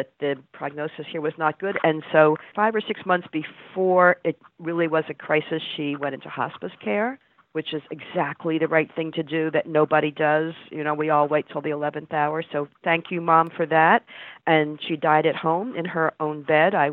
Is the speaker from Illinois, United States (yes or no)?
no; New Jersey, United States; moved away; I grew up in New Jersey, and somehow here I am again still living in New Jersey, and in the middle I moved up lots of other places